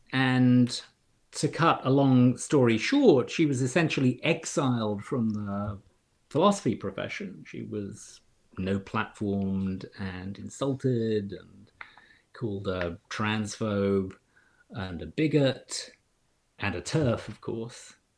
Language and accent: English; United Kingdom; moved away as an adult; also born or lived in London, United Kingdom; now in Cambridge, Massachusetts, United States; I grew up in in Britain